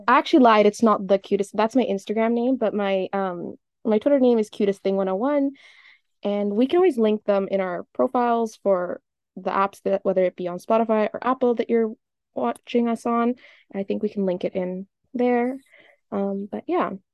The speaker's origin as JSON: {"language": "English", "region": "West Coast of Canada", "country": "Canada", "tie": "born or raised there", "said": "my ethnicity is Libyan, but I was raised and I was brought up in Canada. Um, more specifically on the West Coast"}